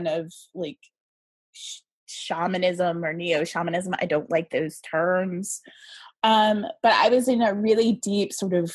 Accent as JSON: {"language": "English", "region": "Tennessee", "country": "United States", "tie": "born or raised there", "said": "I was born in the Deep South. I was actually born in Tennessee."}